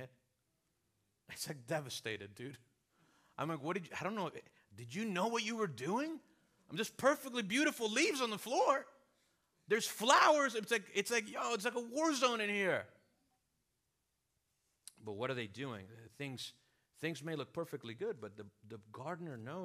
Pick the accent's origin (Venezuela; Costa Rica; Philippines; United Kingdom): Venezuela; moved away; also born or lived in South Florida / Miami / Chicago; I'm from Venezuela, have lived here in South Florida, pastored here at a church for a season